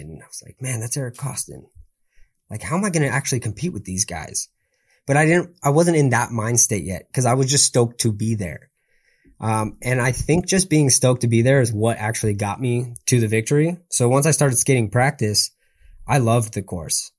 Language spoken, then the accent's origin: English; San Clemente, California, United States; I'm from San Clemente, you know, so it's like surf, skate, community